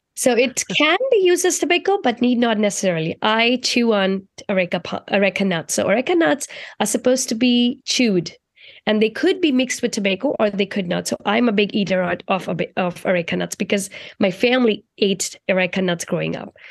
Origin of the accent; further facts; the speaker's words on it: India; moved away; I grew up in India, and growing up in India, I was very close to my culture